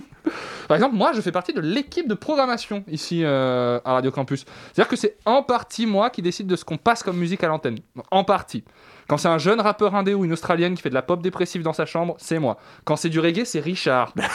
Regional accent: Savoy, Auvergne-Rhône-Alpes, France; moved away; je suis savoyard au départ.

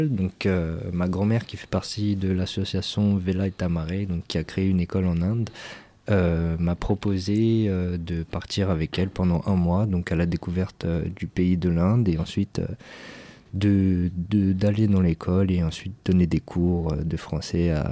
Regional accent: France; accent: French; nous, avec notre accent anglais qu'on a de français

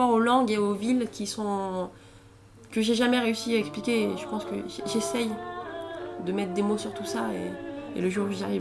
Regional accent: Alexandria, Alexandria Governorate, Egypt; moved away as an adult; J'étais, je suis partie d'Alexandrie, j'avais une à peine 20 ans et voilà, je voulais vivre ailleurs aussi.

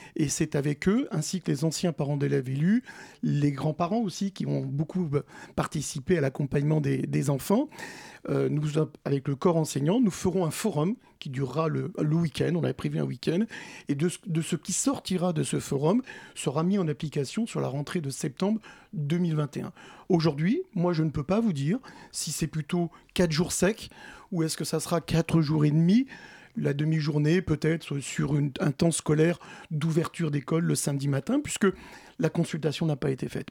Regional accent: Bondy, Île-de-France, France; Nous, on est euh, des Bondinois qui vivons au quotidien dans cette commune depuis nombreuses années, plusieurs décennies, plusieurs générations

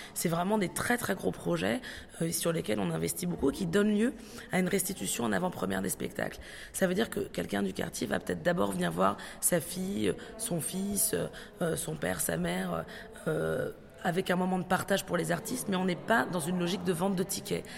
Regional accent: Aubervilliers, Île-de-France, France; J'ai grandi, passé une partie de mon enfance aussi à Aubervilliers

